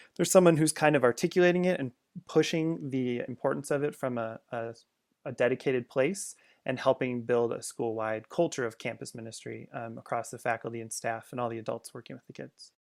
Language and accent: English; Chicago suburbs, Illinois, United States; I grew up in the Chicago suburbs